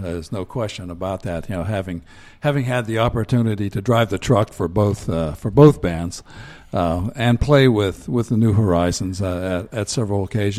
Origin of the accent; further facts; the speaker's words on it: Johnstown, Pennsylvania, United States; I did not. No, I'm originally from Cambria County, Johnstown.